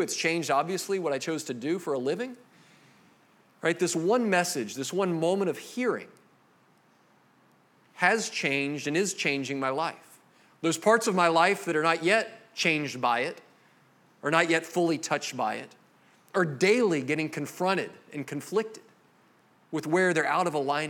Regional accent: Jacksonville, Florida, United States; I grew up here in Jacksonville.

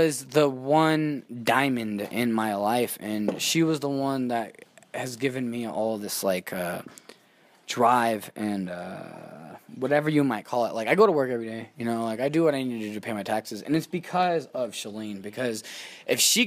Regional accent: Reno, Nevada, United States; also born or lived in Texas / Yerington, Nevada; We came to Reno from Texas. Good old Texas. And we came to Reno. And my dad was always there from when I was like fucking, for as long as I can remember, from like 3 to like 11.

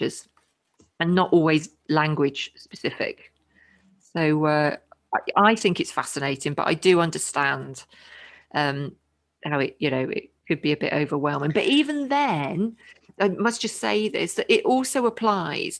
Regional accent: United Kingdom; I'm British.

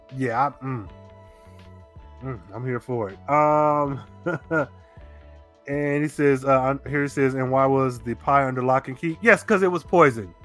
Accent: Midwest, United States; moved away; also born or lived in Atlanta; Growing up in the Midwest, we rode horses

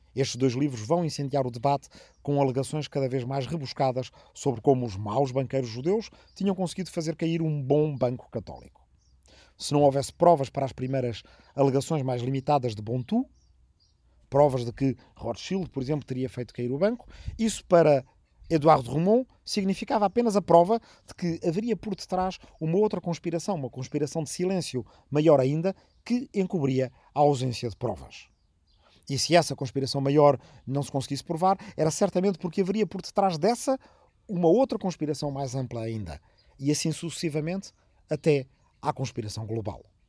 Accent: Arrifana, Portugal; also born or lived in Azores; na minha aldeia natal de Arrifana

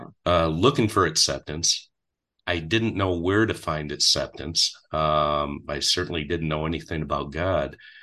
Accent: Grandville, Michigan, United States; also born or lived in Tampa, Florida; a kid growing up in Granville, Michigan

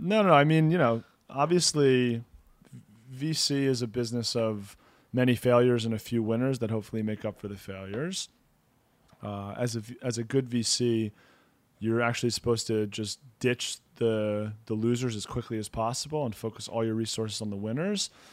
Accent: United States; now in Israel; We're both from the States originally

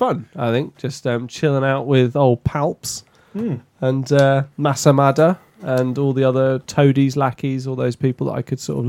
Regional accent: Wales, United Kingdom; I'm Welsh.

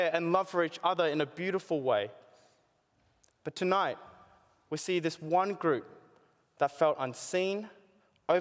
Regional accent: Australia; growing up here as an Asian born in Australia

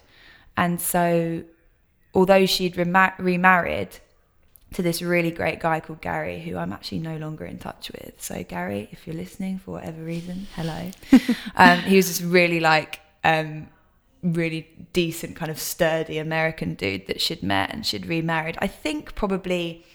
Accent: Brighton, South East England, United Kingdom; also born or lived in Kettering; I actually did grow up in Brighton with my dad

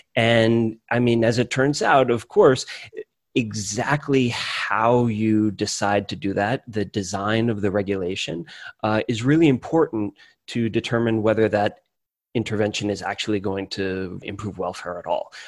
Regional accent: Hudson Valley, New York, United States; moved away as an adult; also born or lived in Cambridge, Massachusetts; now in Chicago, United States; I'm from the Hudson Valley in New York, about halfway between Albany and New York City.

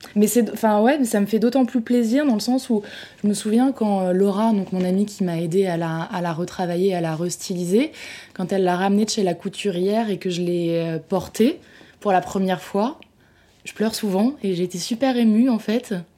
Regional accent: France; je me sens française

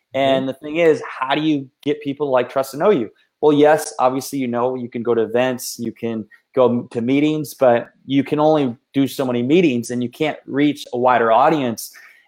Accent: Iowa, United States; we're related, obviously, because we're from Iowa

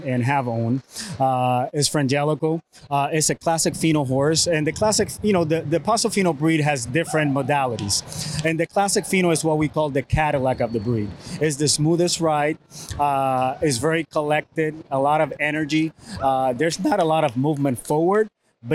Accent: Puerto Rico; I was born and raised in Puerto Rico

